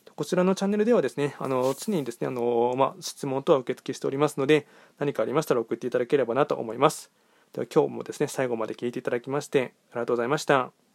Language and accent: Japanese; Nagoya, Aichi, Japan; 僕は名古屋出身なので